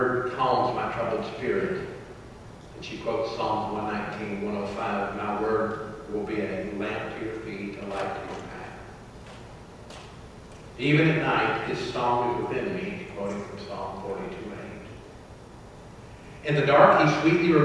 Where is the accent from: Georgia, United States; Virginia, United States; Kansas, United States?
Georgia, United States; Atlanta; As teenagers growing up in Atlanta, we used to go to the Atlanta airport to hang out